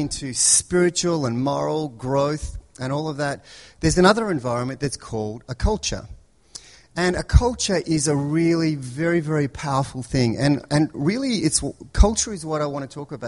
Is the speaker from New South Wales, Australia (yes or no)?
no; Melbourne, Victoria, Australia; moved away; I grew up in Melbourne